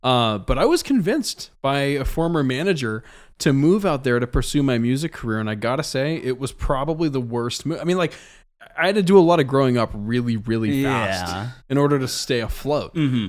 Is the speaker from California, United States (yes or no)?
no; El Paso, Texas, United States; born there; also born or lived in Missouri / Alaska / Georgia / New Mexico; I was born in El Paso, Texas, lived in a couple cities around Texas. when I was much too young to remember it.